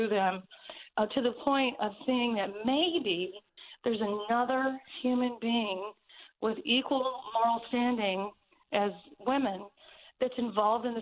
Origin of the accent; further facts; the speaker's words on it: the South, United States; I'm totally from the South